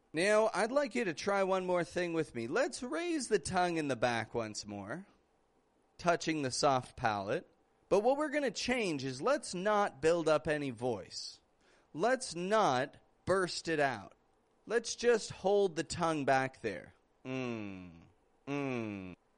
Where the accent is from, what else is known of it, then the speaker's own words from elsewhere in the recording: Canada; I'm from Canada